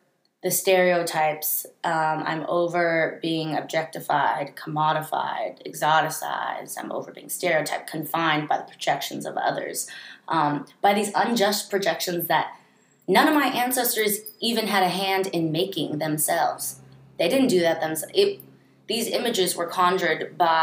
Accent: San Francisco, California, United States; also born or lived in Santa Barbara; growing up in San Francisco, I grew up in a bubble.

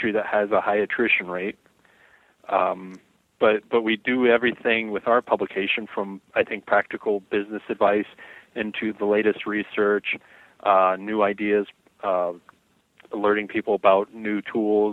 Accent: Indiana, United States; now in Wisconsin, United States; I am from Indiana, so I get criticized here in Wisconsin.

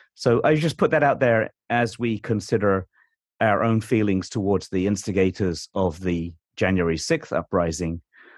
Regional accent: United Kingdom; as a British person

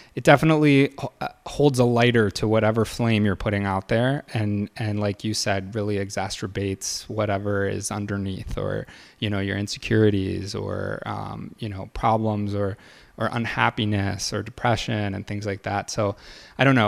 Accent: Michigan, United States; moved away as an adult; also born or lived in Evanston; now in Chicago, United States; I grew up in Michigan. Uh, lived there until I went to college

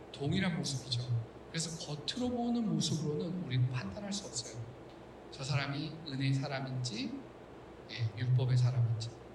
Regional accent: South Korea; 우리 한국인들

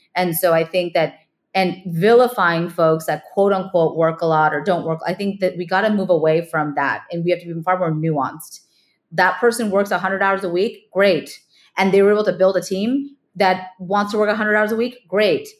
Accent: California, United States; moved away as an adult; also born or lived in New York / India; now in San Francisco, United States; I grew up in California, but move, moved out to the East Coast

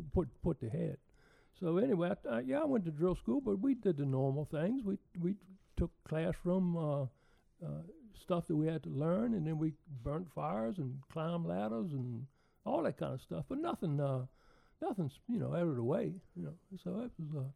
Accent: Lakeside, Virginia, United States; So I was from Lakeside

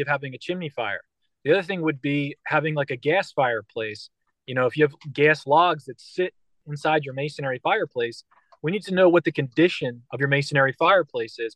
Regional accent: Philadelphia, Pennsylvania, United States; I'm from Philadelphia and Philadelphia's like hardcore.

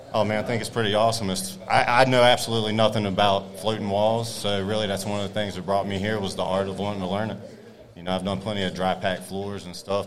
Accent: North Carolina, United States; now in Florida, United States; I own Stellar Tile in Florida. I'm from North Carolina.

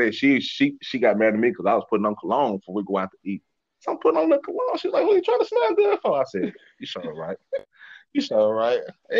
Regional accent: Dallas, Texas, United States; also born or lived in Oklahoma; growing up in South Dallas

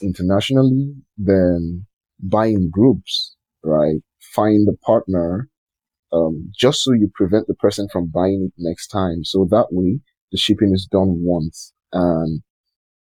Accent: Lagos, Nigeria; I'm from Nigeria.

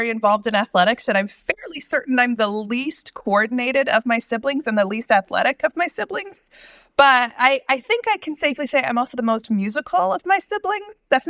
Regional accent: Indiana, United States; also born or lived in California / Ohio; I've lived in Indiana since I was 12

